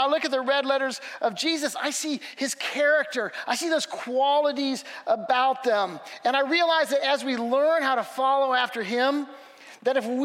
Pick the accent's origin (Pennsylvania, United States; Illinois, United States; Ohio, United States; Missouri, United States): Missouri, United States; I'm from Missouri